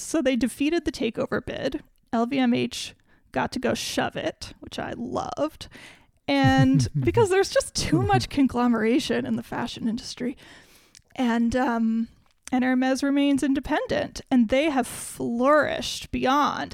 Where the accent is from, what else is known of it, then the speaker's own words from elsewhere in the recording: United States; I, as an American